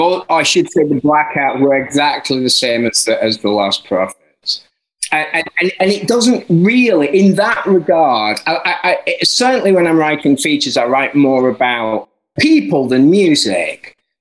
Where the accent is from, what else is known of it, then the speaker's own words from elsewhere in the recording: Barnsley, Yorkshire and the Humber, United Kingdom; I'm from Barnsley